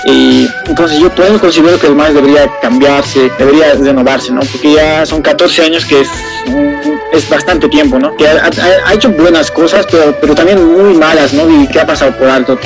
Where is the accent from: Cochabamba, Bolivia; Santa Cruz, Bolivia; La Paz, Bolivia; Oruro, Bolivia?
La Paz, Bolivia; El Alto; yo soy de, la, de La Paz, del Alto